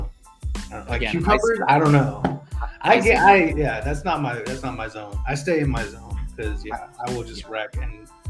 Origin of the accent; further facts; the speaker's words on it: Baltimore, Maryland, United States; Hey, I'm from Baltimore.